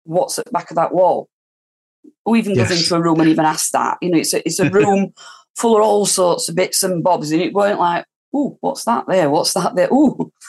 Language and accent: English; Rotherham, Yorkshire and the Humber, United Kingdom; I'm from Kimbleth Park. I've lived here all my life. I've always been in Rotherham.